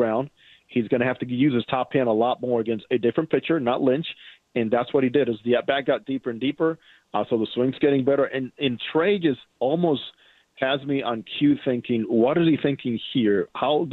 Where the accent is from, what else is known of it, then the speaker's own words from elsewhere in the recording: Dominican Republic; as a fellow Dominican, born and raised in the Dominican